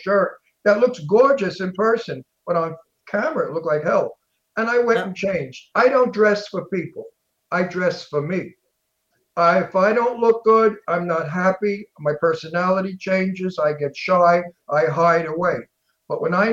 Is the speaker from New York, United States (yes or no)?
yes; New York City, New York, United States; accent: Brooklyn; also born or lived in Boca Raton, Florida; now in California, United States; I was born 1940 in the Red Hook Projects in Brooklyn.